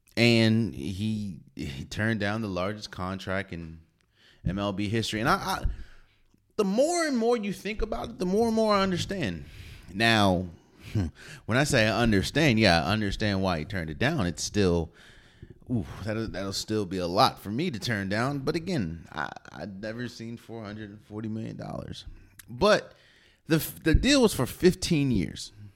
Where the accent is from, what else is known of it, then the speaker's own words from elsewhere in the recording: Maryland, United States; I'm from the D M V, so I'm from Maryland